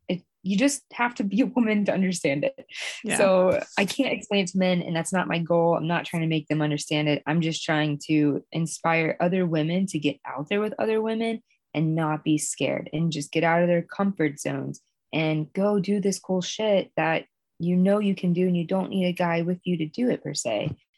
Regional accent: Georgia, United States; Yes, I am from Georgia. But right now I live in Maine in the winter, and then I live in Virginia in the summer.

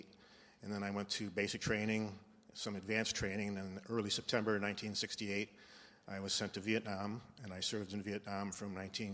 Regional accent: Detroit, Michigan, United States; also born or lived in New Orleans, Louisiana; I was born in New Orleans, Louisiana, in May of 1948. And my dad, as you said, was a pastor, and he received a call in 1953 to go to a mission church in Detroit. So I was basically raised in Detroit.

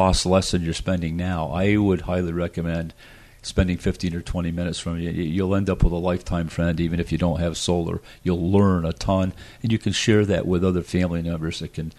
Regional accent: United States; being an American

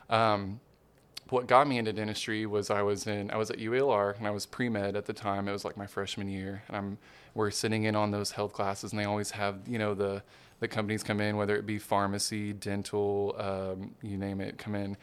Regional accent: Hot Springs, Arkansas, United States; moved away; also born or lived in Little Rock, Arkansas / Memphis, Tennessee; I was born and raised Hot Springs, Arkansas

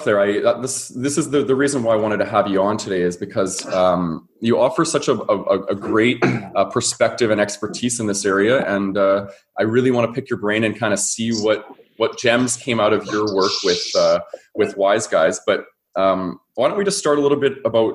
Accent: Calgary, Alberta, Canada; That's my hometown. Very proud to be from there

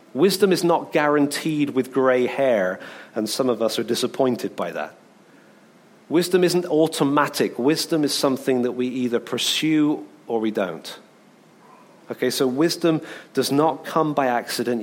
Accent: England, United Kingdom; I'm English

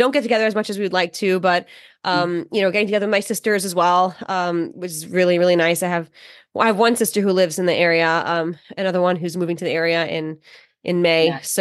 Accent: New York, United States; I speak very fast. I'm from New York

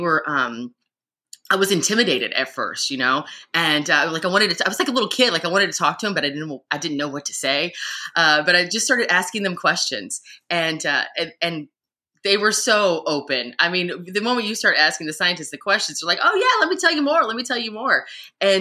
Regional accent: Louisville, Kentucky, United States; I'm from Louisville, Kentucky, so I'm landlocked

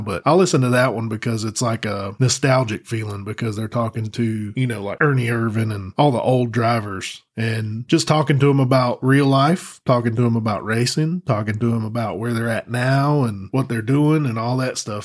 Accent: Texas, United States; now in North Carolina, United States; I was born and raised in Texas. Uh, moved to North Carolina.

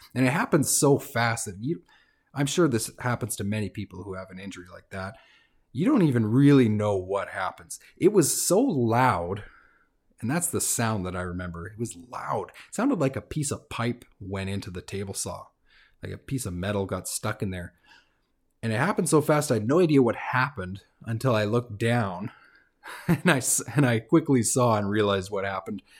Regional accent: Fort St. John, British Columbia, Canada; moved away as an adult; also born or lived in Vancouver; So Fort Saint John's, small town, it's about twenty, twenty-five thousand people. Uh, I was born in Vancouver, but that's where I grew up.

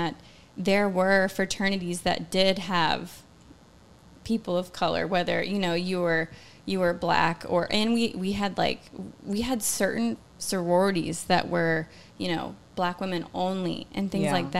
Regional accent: Georgia, United States; growing up in Georgia

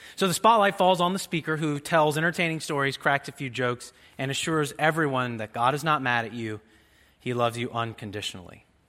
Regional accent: Jasper, Indiana, United States; my hometown in Jasper, Indiana

